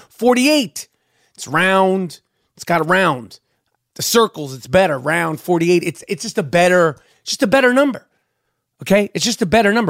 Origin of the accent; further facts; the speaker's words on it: New York City, New York, United States; In the 70s, you know, I grew up in Manhattan